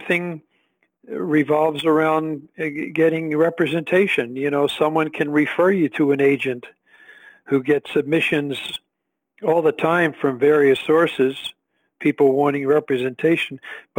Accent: Philadelphia, Pennsylvania, United States; No, I was born and raised in Philadelphia, and I, after graduating from school here in Philadelphia, I moved to L.A. to pursue an acting career.

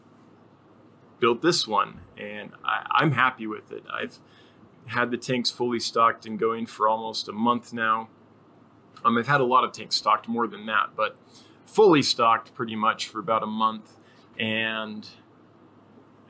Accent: Sierra Nevada foothills, Northern California, United States; I grew up in Northern California in the foothills of the Sierra Nevada Mountains

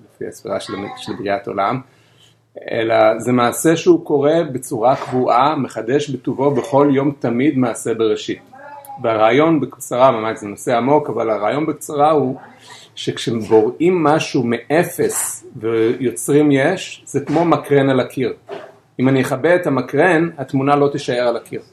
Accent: Bnei Brak, Tel Aviv District, Israel; born or raised there

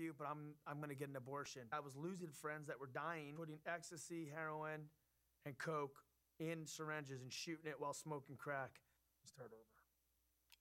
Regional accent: Los Angeles, California, United States; I grew up in Los Angeles in Southern California

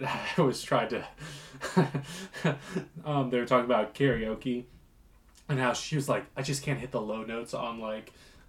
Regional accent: Virginia, United States; We were raised in Virginia.

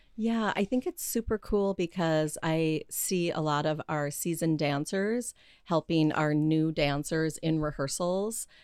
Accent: Grand Forks, North Dakota, United States; moved away as an adult; also born or lived in Minneapolis; I'm from North Dakota

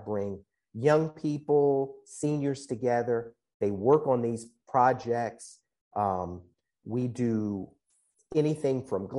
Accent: Baltimore, Maryland, United States; now in San Francisco, United States; I grew up in Baltimore, Maryland

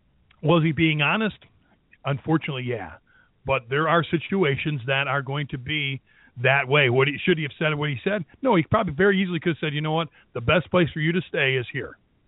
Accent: Michigan, United States; Right here in my home state, right in the greater Detroit area.

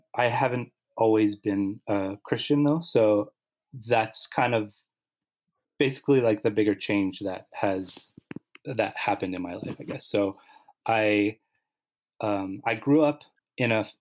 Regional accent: Winnipeg, Manitoba, Canada; moved away as an adult; now in Montreal, Canada; I grew up in Winnipeg

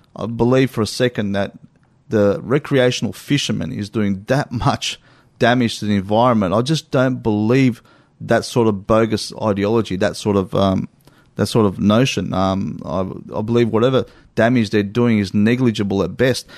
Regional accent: Australia; I'm an Australian

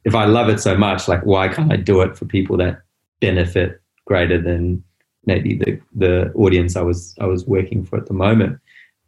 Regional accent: Botswana; moved away; also born or lived in South Africa; I was born in South Africa. I grew up in Botswana.

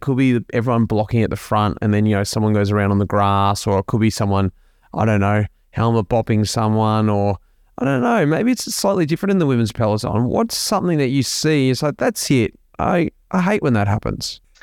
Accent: Melbourne, Victoria, Australia; we're both from Melbourne, we're both from the north side of Melbourne

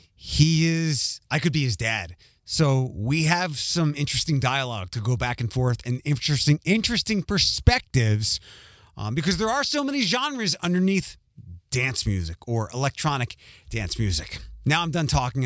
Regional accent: Philadelphia, Pennsylvania, United States; moved away; also born or lived in Midwest; I grew up in Philadelphia

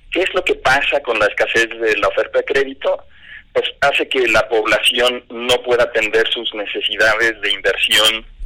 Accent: Mexico; soy mexicano, orgulloso por nacimiento, casado hace 25 años, padre de tres adolescentes

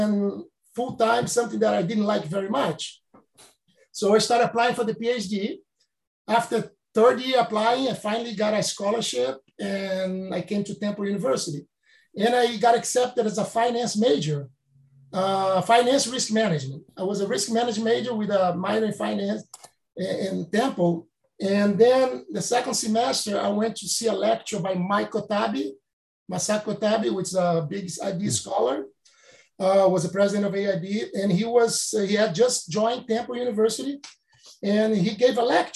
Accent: Rio de Janeiro, Brazil; moved away as an adult; in the 70s, growing up in Brazil

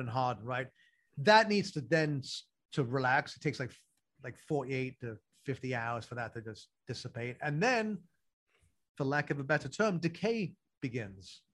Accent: London, United Kingdom; moved away; so I grew up in London

